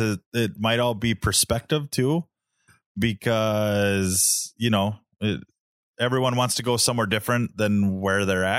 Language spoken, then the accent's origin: English; Minnesota, United States; Central Minnesota.